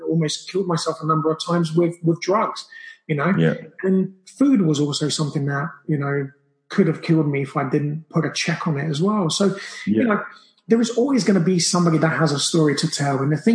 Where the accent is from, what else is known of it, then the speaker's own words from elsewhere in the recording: Brazil; now in United Kingdom; I grew up in Brazil, so I grew up with that kind of diet